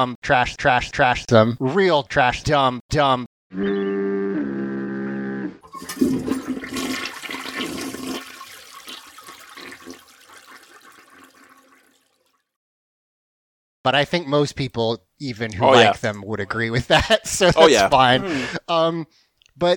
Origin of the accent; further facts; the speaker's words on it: the South, United States; the South has this reputation for being nice, but we're not